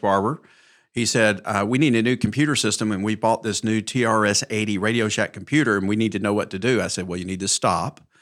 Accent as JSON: {"language": "English", "town": "Mountain Brook", "region": "Alabama", "country": "United States", "tie": "born or raised there", "said": "born and raised in Mountain Brook, graduated high school in nineteen seventy-eight"}